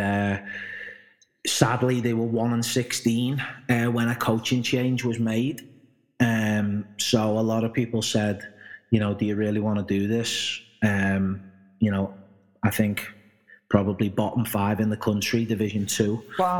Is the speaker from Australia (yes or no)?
no; Liverpool, North West England, United Kingdom; being brought up in Liverpool and probably England